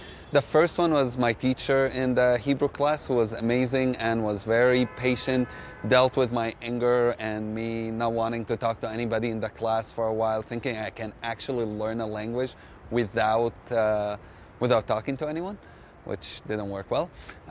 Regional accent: Jerusalem, Palestine; I'm a Palestinian, and I grew up here in East Jerusalem.

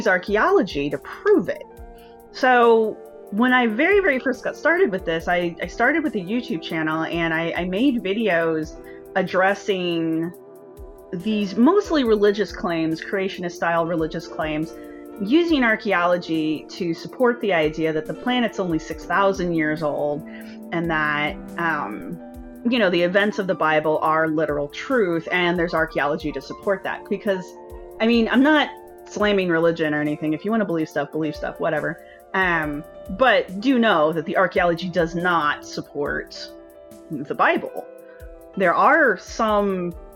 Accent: United States; also born or lived in Philadelphia; as an American

